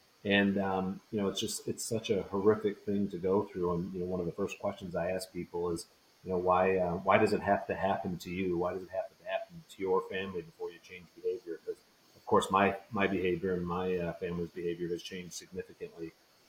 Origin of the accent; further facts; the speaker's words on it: Michigan, United States; for example, in my home state, it's referred to as Hands Free Michigan.